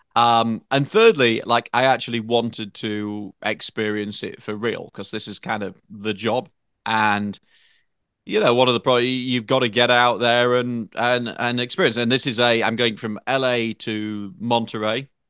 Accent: United Kingdom; now in United States; a Brit with a French wife

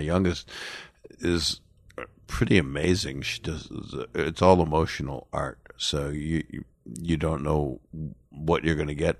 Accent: Philadelphia, Pennsylvania, United States; moved away; my hometown, Philly

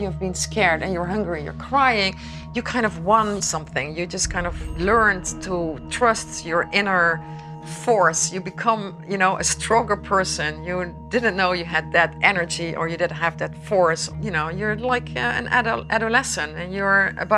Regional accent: Netherlands; now in Princeton, United States; I'm Dutch. I'm from Holland, actually, the Netherlands.

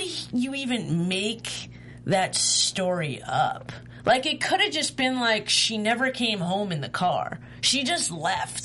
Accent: New York, United States; I'm from New York

